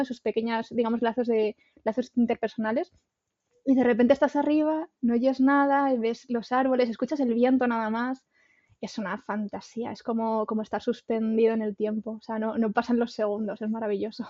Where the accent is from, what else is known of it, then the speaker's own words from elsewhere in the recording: Extremadura, Spain; yo soy de Extremadura